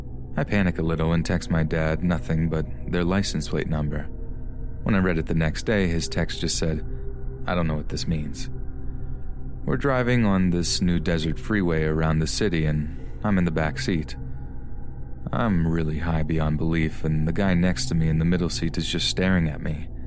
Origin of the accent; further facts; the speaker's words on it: Las Vegas, Nevada, United States; I grew up in Las Vegas, and there is a huge freeway that runs through the desert and makes a giant loop around the city called the 215.